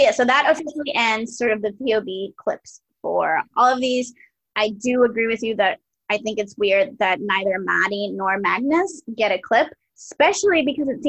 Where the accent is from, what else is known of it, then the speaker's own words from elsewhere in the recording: Puerto Rico; when I was growing up in Puerto Rico